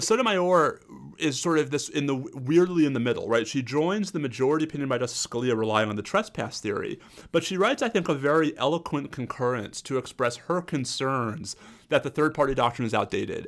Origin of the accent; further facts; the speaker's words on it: New York, United States; As a New Yorker